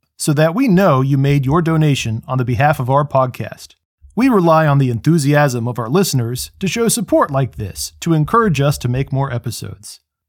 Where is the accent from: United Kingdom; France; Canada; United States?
United States; Bloomington, Indiana; now in Washington, United States; I'm actually was born in Bloomington, Indiana. So it's nice to know that my hometown really had a contribution to this building that I love.